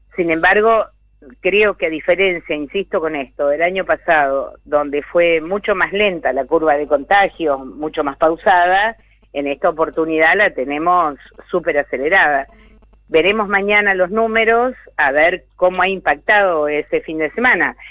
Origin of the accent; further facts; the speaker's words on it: San Isidro, Buenos Aires Province, Argentina; soy de la zona norte, soy de San Isidro